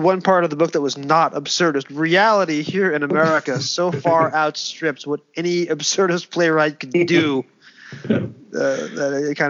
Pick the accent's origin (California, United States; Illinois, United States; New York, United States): New York, United States; as a New Yorker who was living in a Trump-owned building at the time